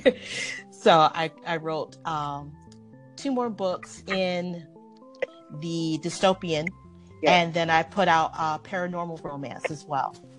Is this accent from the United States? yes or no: yes; Detroit, Michigan, United States; moved away; I'm from originally from Detroit